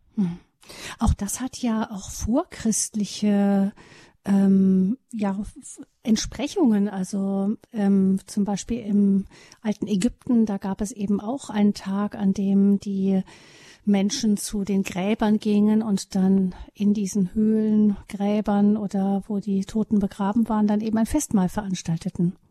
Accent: Rhineland, Germany; bei uns im Rheinland

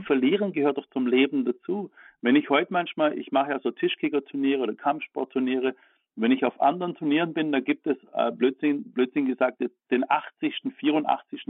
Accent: Baden-Württemberg, Germany; ich komme aus Baden-Württemberg

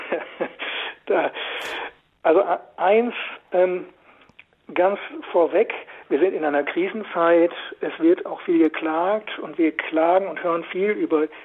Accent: Lower Saxony, Germany; also born or lived in Westphalia; in meiner Heimat in Westfalen, im Osnabrücker Raum

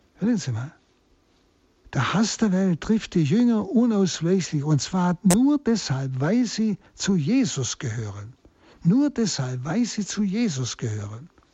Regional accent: Germany; jeden Tag bei uns in Deutschland erleben können

